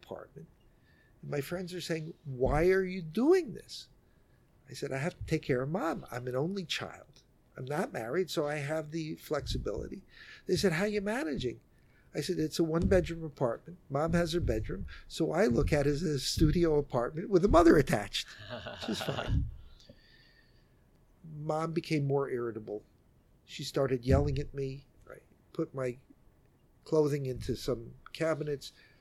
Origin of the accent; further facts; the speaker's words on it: New York City, New York, United States; I'm a New Yorker, born and raised here in Manhattan